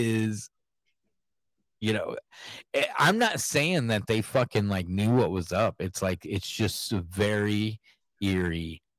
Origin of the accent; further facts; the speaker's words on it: Iowa, United States; I'm from Iowa.